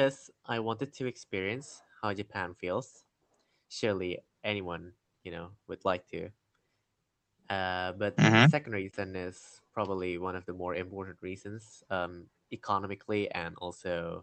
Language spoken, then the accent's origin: English; Indonesia; I'm a student from Indonesia